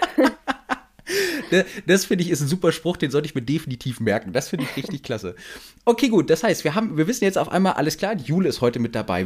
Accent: Hanover, Lower Saxony, Germany; ich komme ja aus Hannover und äh, bei uns im Norden

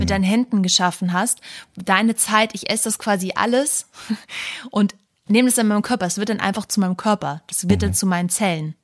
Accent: the North, Northern Germany, Germany; bei uns im Norden

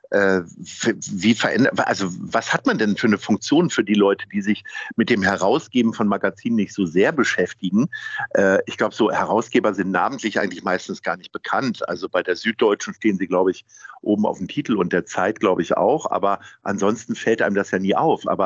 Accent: Hanover, Lower Saxony, Germany; Und ich komme ja nun ursprünglich aus Hannover und habe auch mit einigen Dialekten echt Schwierigkeiten.

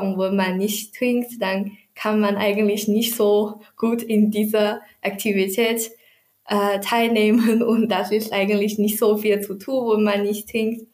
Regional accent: Taizhou, Zhejiang, China; German is a second language; moved away as an adult; now in Tübingen, Germany; Ich komme aus Zhejiang, China und das ist zwar eine äh, Provinz in äh, Südostchina

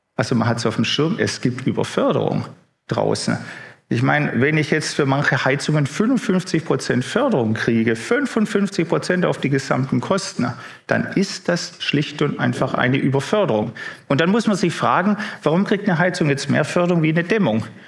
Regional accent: Baden-Württemberg, Germany; bei uns im Süden, ich meine gerade Baden-Württemberg

